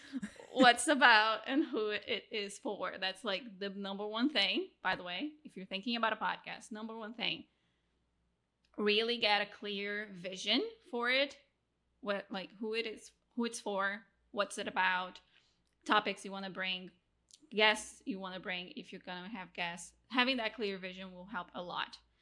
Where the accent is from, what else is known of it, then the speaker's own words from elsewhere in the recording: Rio de Janeiro, Brazil; now in Mexico; I'm originally from Brazil, now living in Mexico, married to an American